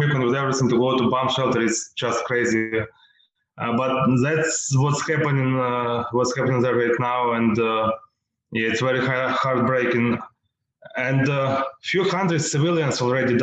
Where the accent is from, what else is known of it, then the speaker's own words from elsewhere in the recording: Western Ukraine, Ukraine; I am from Western Ukraine. My parents from Western Ukraine, and all our family basically here